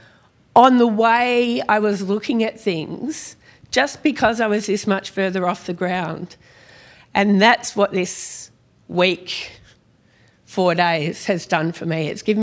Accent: Perth, Western Australia, Australia; also born or lived in Sydney; We moved from Sydney all the way across to Perth

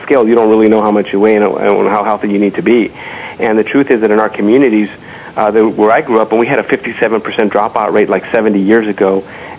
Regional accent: Los Angeles, California, United States; the barrio in which I grew up in East Los Angeles

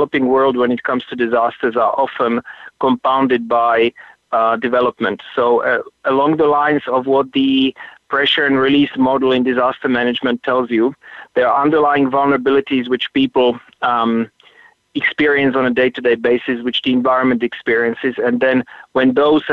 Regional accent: Slovakia; moved away as an adult; also born or lived in United States / Middle East; now in South Africa; I'm originally from Slovakia

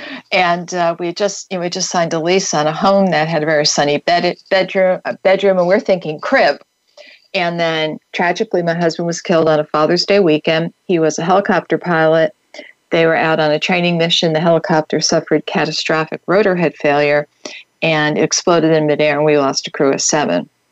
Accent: New York, United States; I grew up right outside of New York City

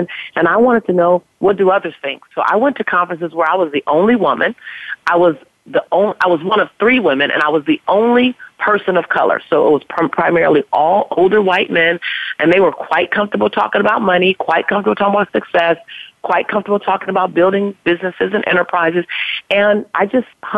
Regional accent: Los Angeles, California, United States; African-American woman, born and raised in South Central Los Angeles

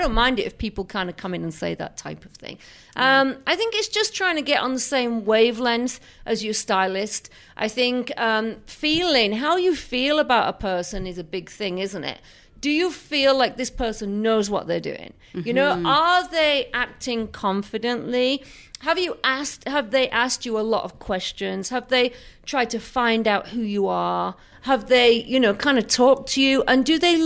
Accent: England, United Kingdom; moved away; I come from England

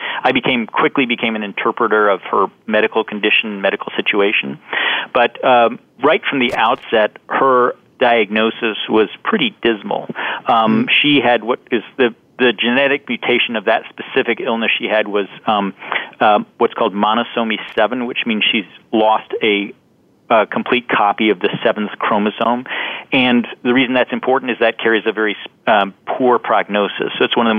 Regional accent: London, United Kingdom; moved away; I actually spent a fair amount of my childhood growing up in London, England

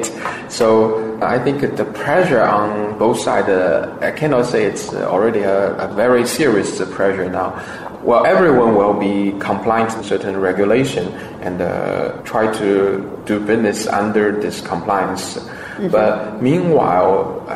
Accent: Shanghai, China; moved away; also born or lived in United States; Shanghai is my hometown

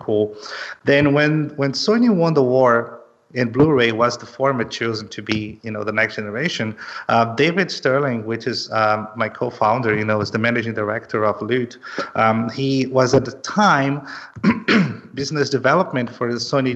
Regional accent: Belém, Pará, Brazil; moved away as an adult; also born or lived in São Paulo, Brazil; now in Los Angeles, United States; I'm originally from Brazil. I'm from Belém, which is in the north of Brazil, but I lived in São Paulo 7 years before actually moving to Los Angeles.

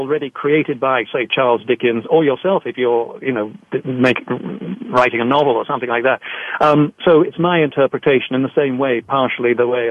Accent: England, United Kingdom; I grew up in England

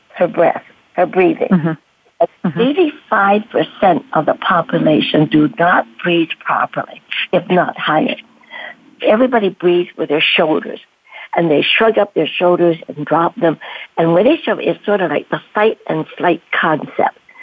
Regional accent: Canada; also born or lived in Canton, China; grow up in Canada

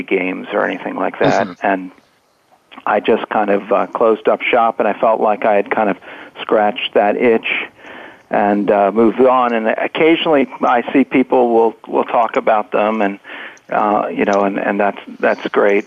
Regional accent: Richmond, Virginia, United States; I grew up in Richmond, and my my parents are from North Carolina

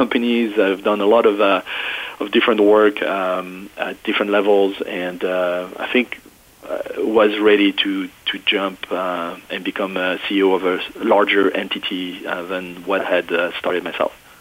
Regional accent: France; English is a second language; moved away as an adult; now in United States; i was not born in the U.S. I was born in France and uh, went to college uh, in Paris

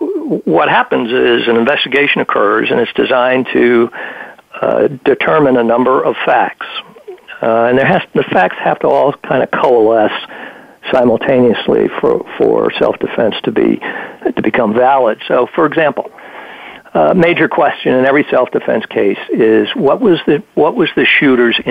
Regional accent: Virginia, United States; my home state of Virginia

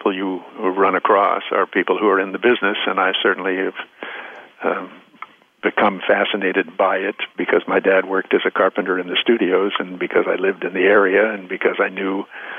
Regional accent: West Hollywood, California, United States; also born or lived in Minnesota; I was raised here in West Hollywood, California, before it was a city. I came here from Minnesota with my folks when I was 2 years old, so I'm pretty much a Californian.

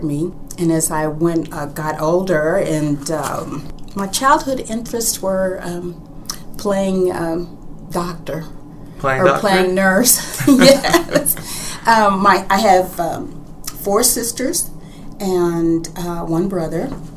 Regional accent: Louisville, Kentucky, United States; now in Houston, United States; I was born in Louisville, Kentucky, and my childhood was wonderful

